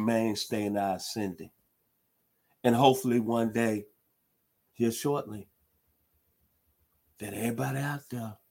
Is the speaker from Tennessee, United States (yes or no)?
yes; Memphis, Tennessee, United States; moved away as an adult; spent Christmas holidays in my hometown in Memphis, Tennessee